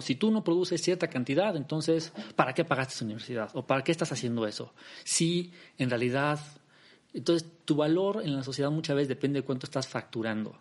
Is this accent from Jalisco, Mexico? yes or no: no; Mexico City, Mexico; also born or lived in Netherlands; Nací en la Ciudad de México, en México